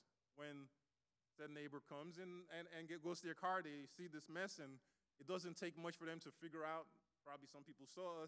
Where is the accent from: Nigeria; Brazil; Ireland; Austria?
Nigeria; moved away; I grew up in Nigeria, so we got all kinds of punishment